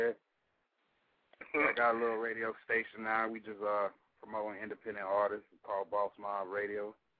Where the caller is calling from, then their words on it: Augusta, Georgia, United States; I'm in Augusta, Georgia right now, by the way, Atlanta.